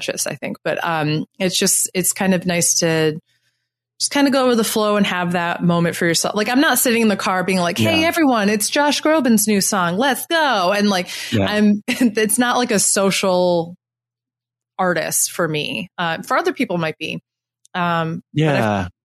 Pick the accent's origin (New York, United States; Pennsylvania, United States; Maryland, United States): New York, United States; Syracuse; moved away as an adult; now in Brooklyn, United States; I grew up, I was born in Syracuse, New York, and I lived in the Syracuse area and then about 2 hours north of Syracuse for most of my life